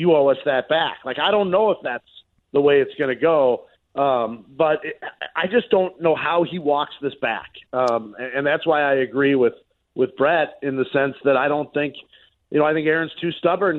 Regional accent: Chicago, Illinois, United States; I grew up in Chicago. It took me a long time for people to stop looking at me as an outsider.

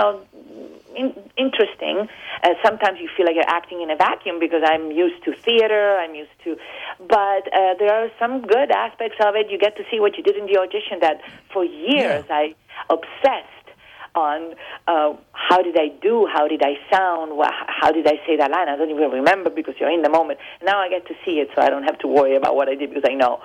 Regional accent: Rome, Lazio, Italy; born or raised there; moved away as an adult; also born or lived in Argentina; now in United States

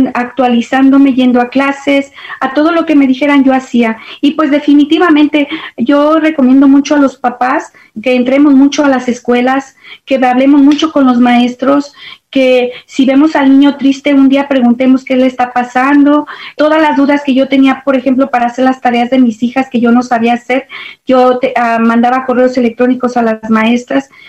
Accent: León, Guanajuato, Mexico; moved away as an adult; now in Dallas, United States; soy originaria de León, Guanajuato, México, muy orgullosamente de mi estado y de mi tierra. Llegué aquí a Estados Unidos porque me casé.

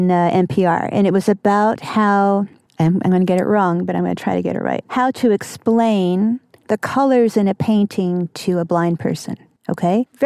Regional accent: the South, United States; I'm going to throw that in because I'm from the South.

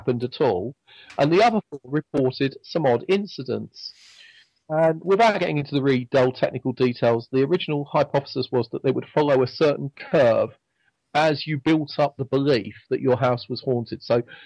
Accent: England, United Kingdom; accent: English; my strange English accent

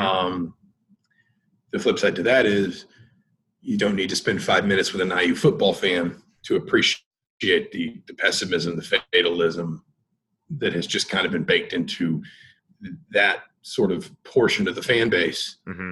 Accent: the South, United States; moved away; I grew up in the South

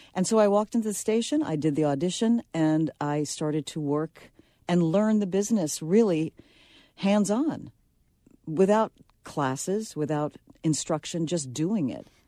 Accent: New York City, New York, United States; I'm from the Bronx

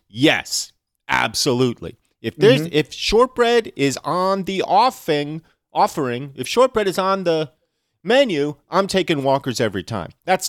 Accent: United States; I, as an American

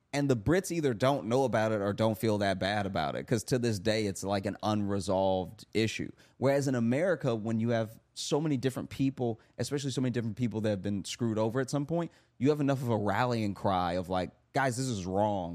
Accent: Louisiana, United States; moved away; growing up in Louisiana

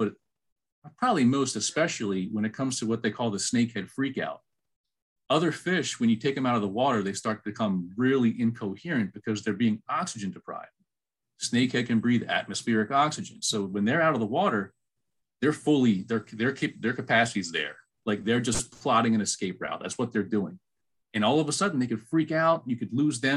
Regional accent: Maryland, United States; moved away as an adult; also born or lived in Georgia; I was born and raised in Maryland

